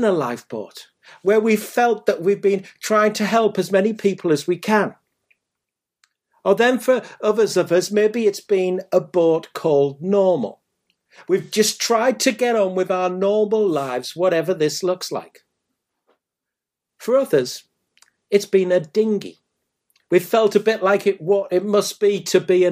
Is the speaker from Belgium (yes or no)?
no; Middlesbrough, North East England, United Kingdom; moved away; my hometown of Middlesbrough.